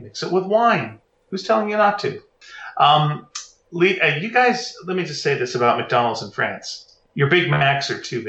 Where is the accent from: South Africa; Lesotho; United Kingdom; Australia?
Australia; now in Calgary, Canada; we generally avoided me driving in the snow because I'm Australian. And my snow driving experience was none.